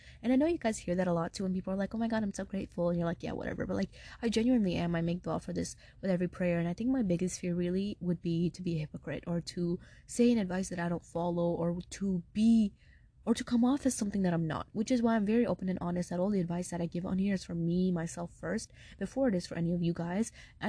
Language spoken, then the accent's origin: English; Brooklyn, New York, United States; now in Atlanta, United States; My family's from Pakistan and I was born and raised in Brooklyn, New York, and then now I live in Atlanta.